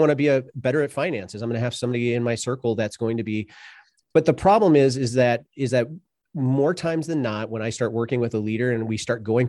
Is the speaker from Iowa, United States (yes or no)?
yes; Sioux City, Iowa, United States; so I grew up in Sioux City, Iowa, and I didn't necessarily grow up in a broken family